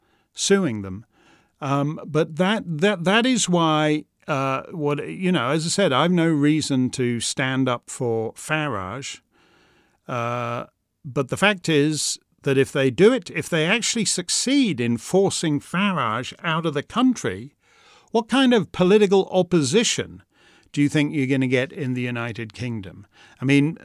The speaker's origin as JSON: {"language": "English", "country": "Canada", "said": "I'm Canadian"}